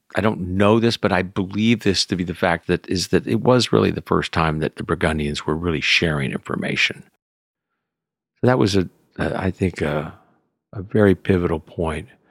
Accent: Houston, Texas, United States; moved away as an adult; also born or lived in France; now in Napa County, United States; I was raised in Houston as a k, city kid

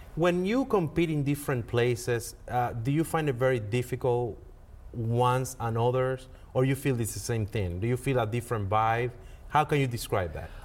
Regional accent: Dominican Republic; moved away; I'm from Dominican Republic

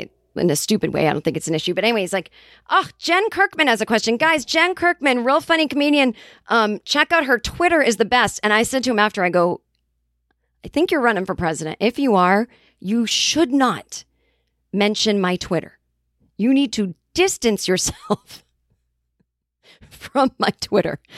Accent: Boston, Massachusetts, United States; accent: Boston; we started talking in our Boston accents.

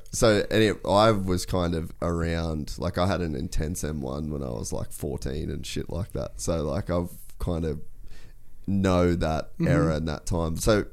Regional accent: Cairns, Queensland, Australia; So I grew up in Cairns.

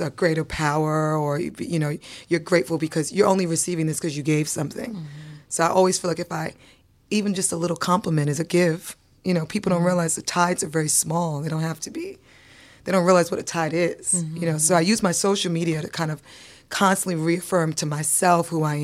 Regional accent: New York City, New York, United States; born or raised there; also born or lived in Antigua / St. Croix

